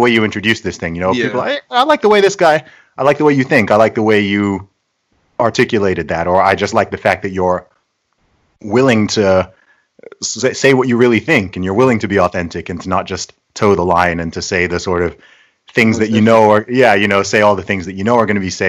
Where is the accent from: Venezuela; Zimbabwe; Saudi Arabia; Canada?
Saudi Arabia; accent: hybrid; also born or lived in United Kingdom; I am British by nationality. Nice. I was born in the UK, but when I was 1 year old, I actually moved to Saudi Arabia.